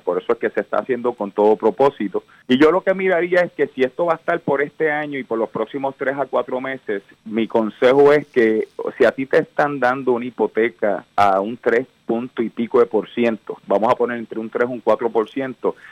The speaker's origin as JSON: {"language": "Spanish", "town": "Cayey", "country": "Puerto Rico", "said": "yo vengo del pueblo de Calley, eh, eh, vengo de una familia humilde"}